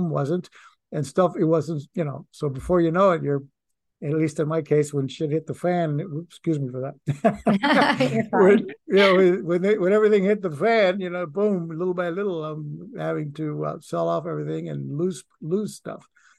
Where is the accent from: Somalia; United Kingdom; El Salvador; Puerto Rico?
Puerto Rico; now in United States; I mean, when I came to this country from Puerto Rico, I wanted to be, I wanted the white Anglo Republican lifestyle.